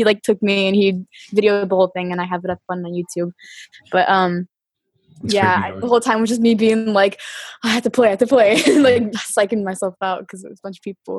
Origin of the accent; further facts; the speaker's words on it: Florida, United States; also born or lived in Washington; I am from Florida. I'm actually technically born in Washington State, and then I moved around a ton, but Florida is like my home base because where I went to high school and college.